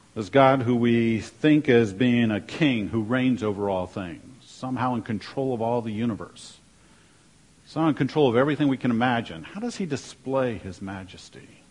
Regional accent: Washington, District of Columbia, United States; moved away; also born or lived in North Dakota; growing up in Washington, D.C.

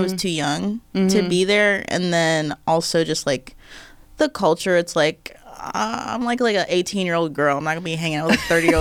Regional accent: Maryland, United States; also born or lived in Chicago; now in New York, United States; I'm from Maryland. So I lived like at my dad's house for like 2-3 months, and then I moved to New York

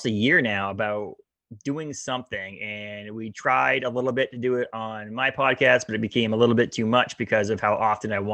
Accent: Maine, United States; also born or lived in Massachusetts; I was born in Maine, grew up in southern Maine until I was 10, moved to Bangor.

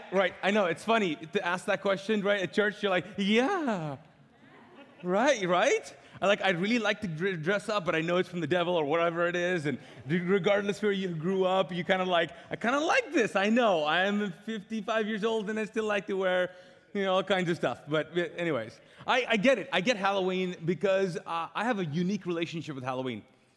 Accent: Kuwait; And we were so pumped about that as a Pakistani family, living as immigrants in Kuwait. Even though I was born there, you can't become like a citizen even if you're born there in Kuwait.

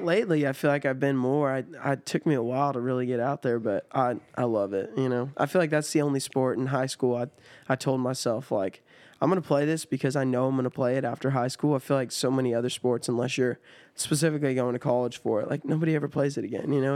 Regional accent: Sierra Nevada, California, United States; moved away as an adult; now in Nashville, United States; my hometown is right at the base of Sierra Nevada

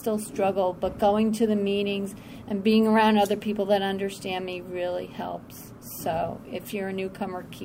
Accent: Somers, United States; And I'm from Somers.

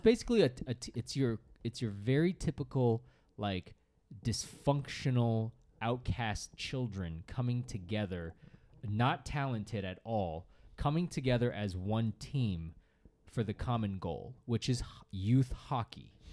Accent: Northeast, United States; I grew up in the Northeast where everyone played hockey

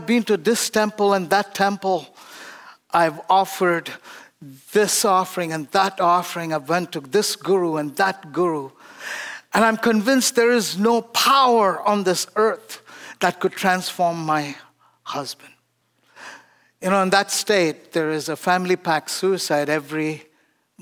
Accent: India; born or raised there; moved away

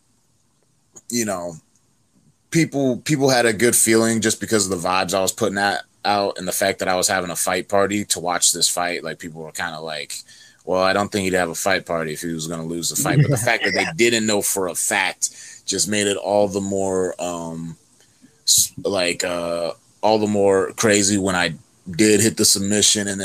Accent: North Carolina, United States; I'm from North Carolina.

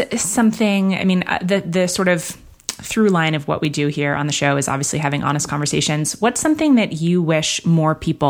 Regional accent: New York, United States; I grew up in Manhattan.

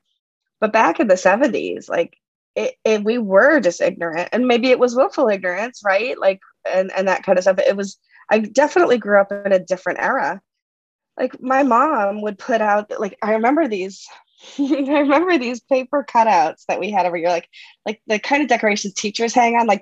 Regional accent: Massachusetts, United States; I grew up in Massachusetts when I was a kid

